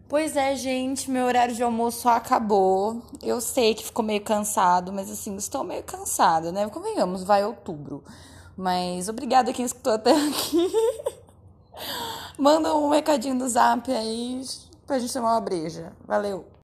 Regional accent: Indaiatuba, São Paulo, Brazil; eu sou de Indaiatuba, que é uma cidade muito pequena

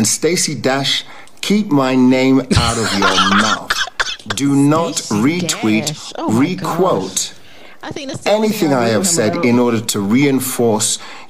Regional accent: England, United Kingdom; born there; I am English born.

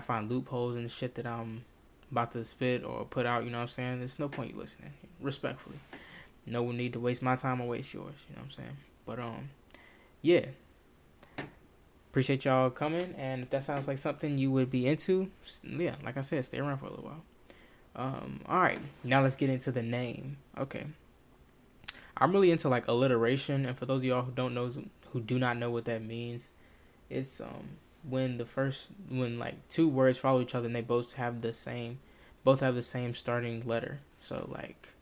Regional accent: the South, United States; Me being a young black male, born and raised in the South

